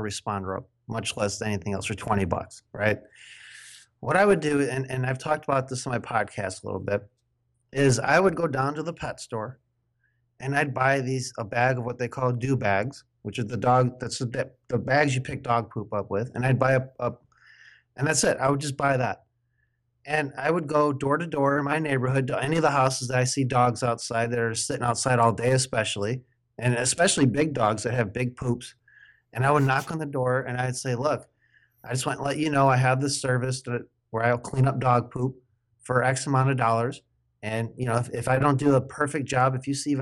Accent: Midwest, United States; accent: Midwest; now in Oregon, United States; you would know how sloppy my accent is from the Midwest. I live in the West Coast of Oregon now

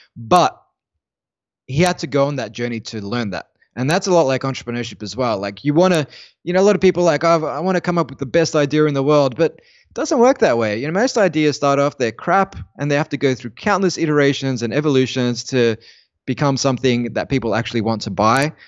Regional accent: Australia; as an Australian

